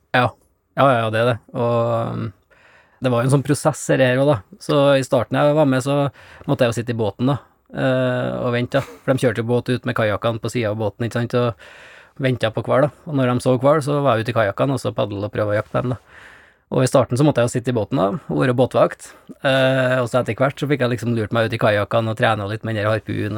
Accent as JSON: {"language": "Norwegian", "country": "Norway", "said": "oppe i Ugndalen der jeg kommer fra"}